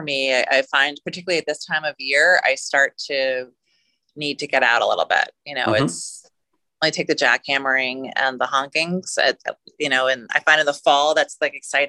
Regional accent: New York, United States; So, I was born in the 70s in New York, which is a very different time.

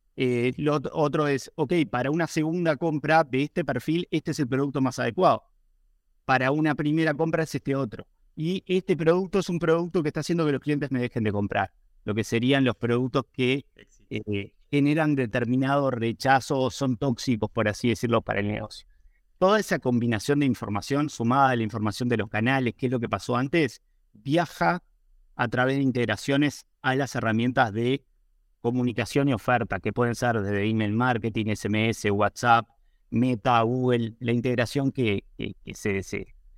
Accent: Uruguay; yo soy de Uruguay

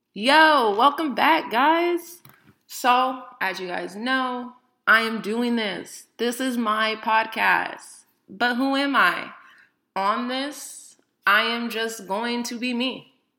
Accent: Bay Area, California, United States; I am 31 from the Bay Area

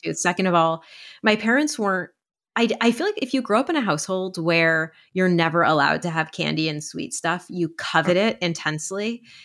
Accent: East Coast, United States; I grew up in the East Coast

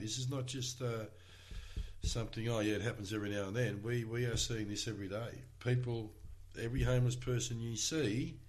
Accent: Melbourne, Victoria, Australia; growing up in East Preston, when I did, and having the the very peculiar upbringing I had, living in a family with mental health issues and drugs and alcohol

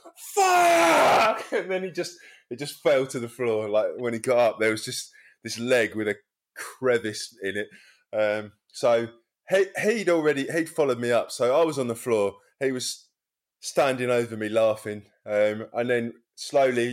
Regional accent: Wallington, London, United Kingdom; I used to play when I was a teenager with schoolmates at Oaks Park. Like, we came from Wellington, if you know that side, if you come out of Croydon towards Sutton

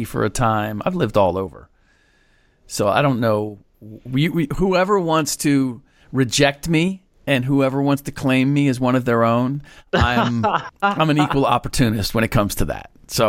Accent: Midwest, United States; also born or lived in Washington, D.C., United States; Even though I'm from the Midwest.

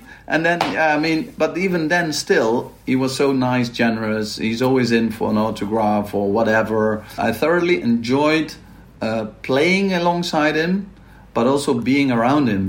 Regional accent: Maastricht, Limburg, Netherlands; moved away; I'm from Maastricht, and Maastricht is well known for carnival

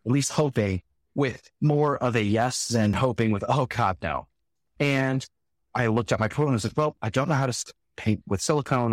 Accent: Salinas, California, United States; I grew up in Salinas, California.

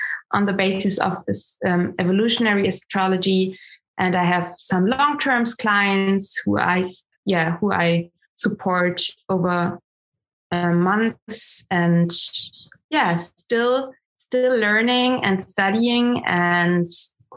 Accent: Germany; first language German; English is a second language; also born or lived in Munich; I'm coming from Germany. My mom comes from Austria, and I'm currently still live in Munich

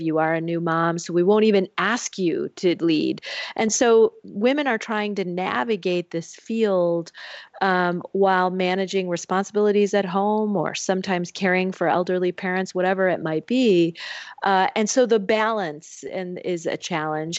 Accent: Michigan, United States; moved away; my home state of Michigan

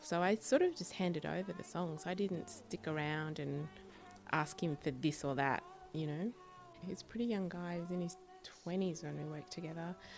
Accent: Sydney, New South Wales, Australia; moved away; also born or lived in Chicago; when I grew up in Sydney

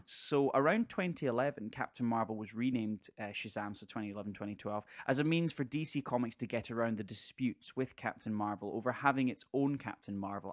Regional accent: Scotland, United Kingdom; we're Scottish

